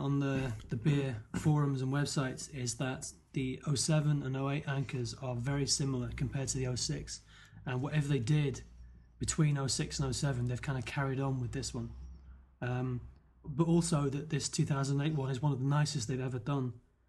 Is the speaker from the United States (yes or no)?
no; United Kingdom; Being British, we've never heard of circus peanuts